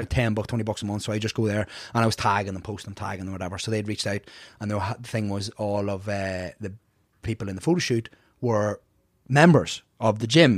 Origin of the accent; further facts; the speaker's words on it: Ireland; moved away as an adult; also born or lived in Bronx, New York; now in United States; both parents were Irish, so I was here till about maybe four